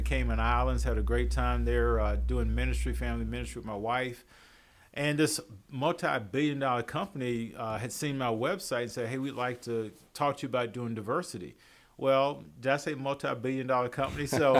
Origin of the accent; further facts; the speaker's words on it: Winston-Salem, North Carolina, United States; moved away; I'm originally from Winston-Salem, okay. North Carolina.